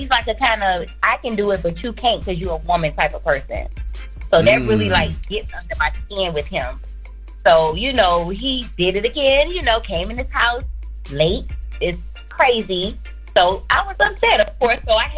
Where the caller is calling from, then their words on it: Florida, United States; I'm calling from Florida.